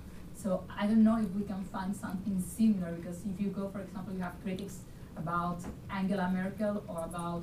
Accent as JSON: {"language": "English", "country": "Spain", "said": "I'm from Spain"}